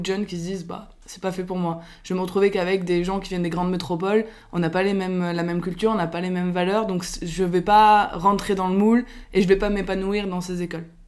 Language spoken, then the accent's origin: French; Biarritz, Nouvelle-Aquitaine, France; moved away; le cadre de vie de mon enfance euh, à Biarritz